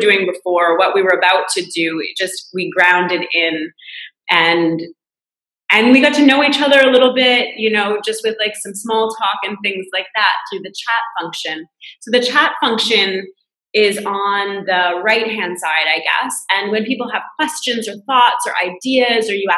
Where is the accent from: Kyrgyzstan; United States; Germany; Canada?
Canada; moved away as an adult; now in France; I'm Canadian, but I moved to France to work at a business school here